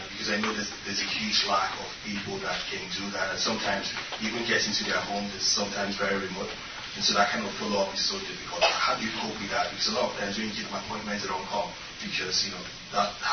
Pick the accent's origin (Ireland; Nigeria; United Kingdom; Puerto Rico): Nigeria; moved away; I'm a doctor from Nigeria